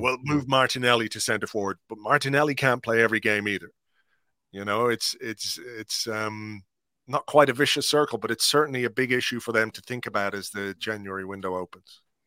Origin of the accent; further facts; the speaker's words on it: Ireland; as an Irishman